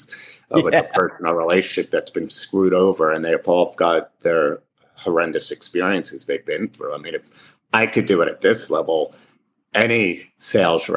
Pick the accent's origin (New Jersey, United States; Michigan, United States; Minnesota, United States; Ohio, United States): New Jersey, United States; Livingston; I grew up in Livingston, New Jersey